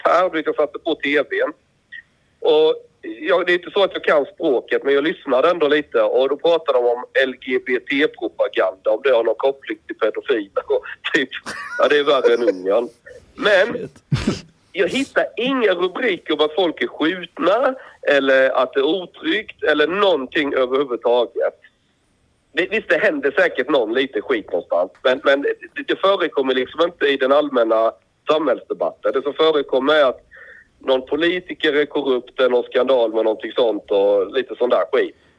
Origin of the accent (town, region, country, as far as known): Osby, Skåne, Sweden; born or raised there